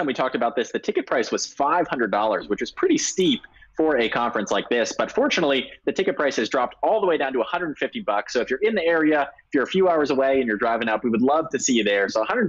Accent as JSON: {"language": "English", "country": "United States", "said": "as an American"}